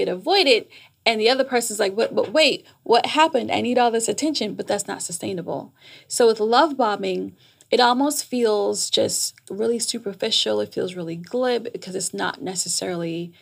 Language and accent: English; New York, United States; moved away as an adult; also born or lived in Jamaica / Washington, D.C.; now in Atlanta, United States; I'm Jamaican. I was raised in New York